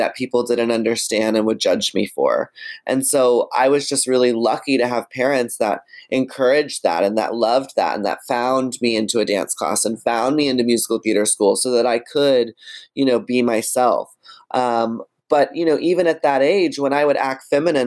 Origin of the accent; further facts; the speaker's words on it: Texas, United States; in Texas, where I'm from